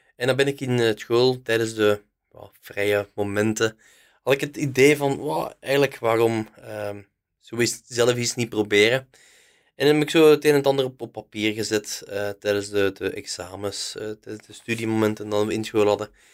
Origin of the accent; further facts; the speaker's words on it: Haacht, Flanders, Belgium; ik van Haagd ben, ik ken veel volk, veel mensen kennen mij